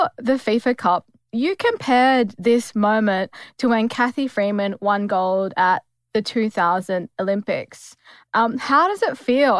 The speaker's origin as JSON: {"language": "English", "region": "Western New South Wales", "country": "Australia", "moved": "as an adult", "lives_now": "Sydney, Australia", "said": "I'm from Western New South Wales and obviously now based in Sydney"}